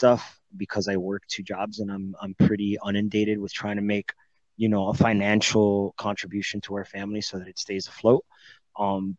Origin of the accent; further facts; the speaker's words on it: Miami, Florida, United States; moved away; also born or lived in Puerto Rico / Dominican Republic / Germany; I was raised in Miami, Florida. I was born in Puerto Rico.